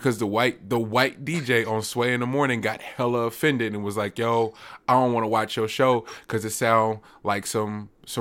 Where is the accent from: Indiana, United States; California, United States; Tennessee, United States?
California, United States; Richmond; I'm from Richmond